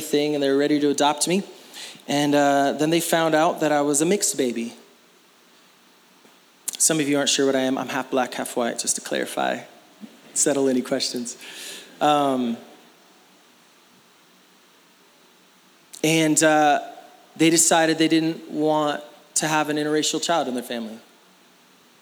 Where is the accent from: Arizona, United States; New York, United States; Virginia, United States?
Arizona, United States; Phoenix; I was born in Phoenix, Arizona